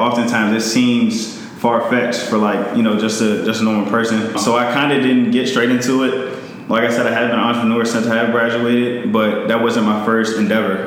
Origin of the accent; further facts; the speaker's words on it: Montgomery County, Maryland, United States; out of Maryland, grew up in Montgomery County